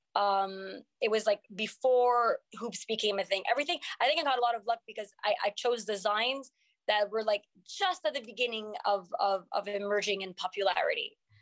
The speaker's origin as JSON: {"language": "English", "town": "Montreal", "region": "Quebec", "country": "Canada", "also_born_or_lived": "Morocco (family)", "first_language": "French", "second_language": "English", "moved": "as an adult", "lives_now": "United States", "said": "I'm from here, from Montreal, but my first language is French"}